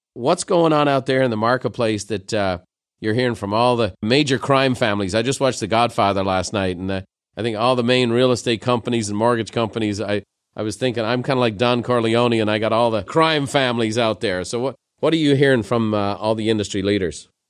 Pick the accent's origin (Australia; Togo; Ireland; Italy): Ireland; Dublin, Leinster; moved away; growing up in Dublin